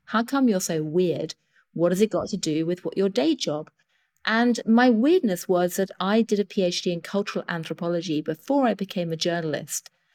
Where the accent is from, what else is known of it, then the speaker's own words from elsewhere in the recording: United Kingdom; accent: British; I am, as you can hear from my accent, British